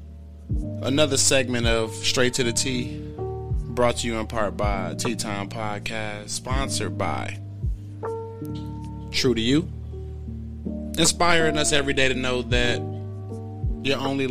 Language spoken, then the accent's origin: English; Milwaukee, Wisconsin, United States; being somebody that was born, raised, grew up in Milwaukee, Wisconsin